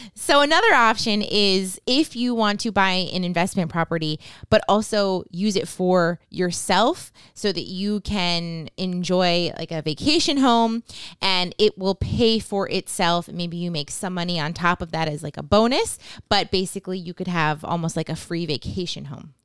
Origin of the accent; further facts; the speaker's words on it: New Hampshire, United States; moved away; we are from New Hampshire